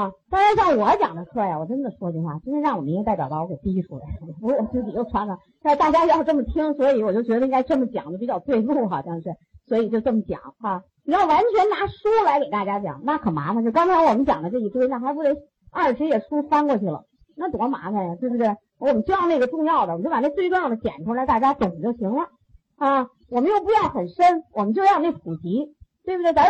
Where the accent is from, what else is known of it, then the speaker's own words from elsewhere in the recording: China; 我们中国人呢